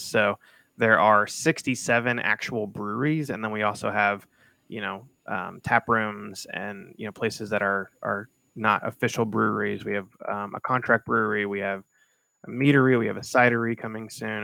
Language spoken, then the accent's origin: English; Columbus, Ohio, United States; moved away as an adult; now in Cincinnati, United States; I'm originally from Columbus, so I'm an Ohio person through and through